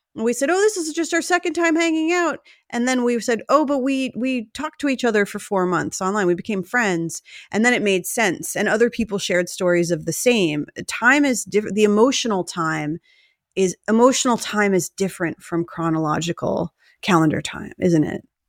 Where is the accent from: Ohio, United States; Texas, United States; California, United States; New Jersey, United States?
New Jersey, United States; we're both from New Jersey